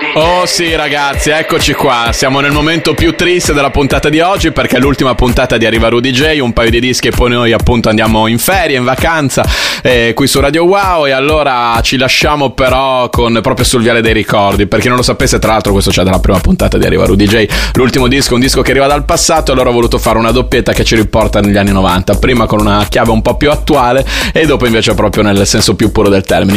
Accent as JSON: {"language": "Italian", "town": "Bologna", "region": "Emilia-Romagna", "country": "Italy", "said": "io da bolognese sono molto orgoglioso"}